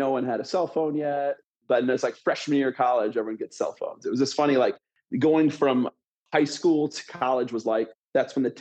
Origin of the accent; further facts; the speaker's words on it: Grand Rapids, Michigan, United States; moved away as an adult; also born or lived in Washington; I grew up in Western Michigan in the suburbs of Grand Rapids, Michigan. So that's kind of born and raised there